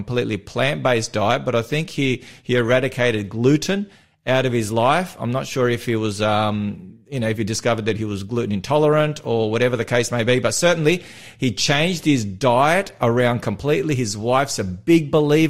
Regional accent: North Macedonia; I'm from Macedonia

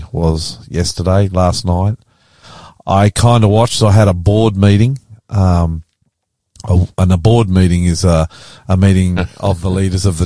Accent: Australia; I'm the …, and welcome to our show today

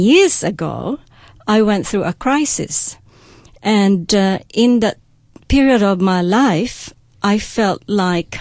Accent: Tupi, Soccsksargen, Philippines; I've grown up in a place called Tupi in South Cotabato

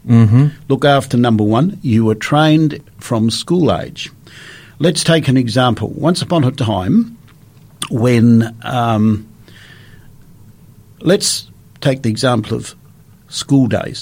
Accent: Australia; I was born and bred in Australia

